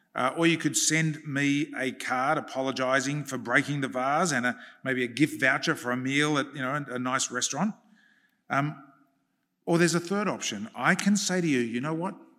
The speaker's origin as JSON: {"language": "English", "country": "Australia"}